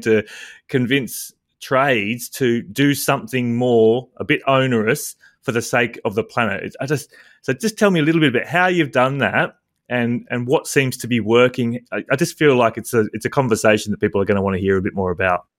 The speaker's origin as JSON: {"language": "English", "country": "Australia", "said": "being an Australian male"}